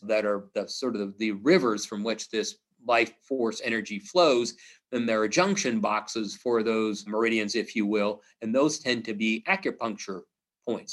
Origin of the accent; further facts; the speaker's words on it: Missouri, United States; I'm from Missouri, it's the show me state